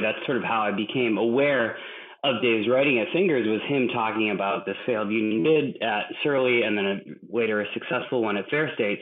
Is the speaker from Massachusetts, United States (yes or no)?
yes; Massachusetts, United States; now in Minneapolis, United States; I grew up in Massachusetts, but in uh, a town that is not very industrial